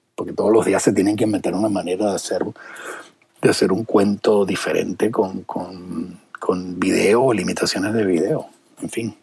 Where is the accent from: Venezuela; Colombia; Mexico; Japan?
Venezuela; now in United States; yo que vengo de Venezuela